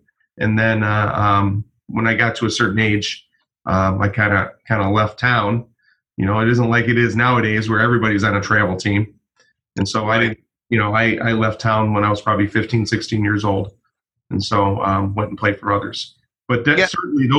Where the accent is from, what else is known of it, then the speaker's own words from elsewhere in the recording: Clawson, Michigan, United States; growing up in Clawson, which is pretty close to where you grew up, Dras